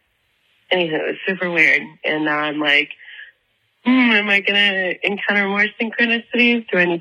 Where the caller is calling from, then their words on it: Atlanta, Georgia, United States; I'm calling from Atlanta, Georgia.